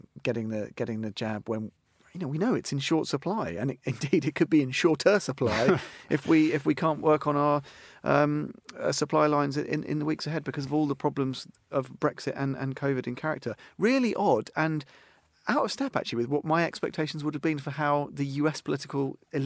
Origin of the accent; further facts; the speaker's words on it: Australia; now in United Kingdom; As an Australian in Britain, but effectively one of us.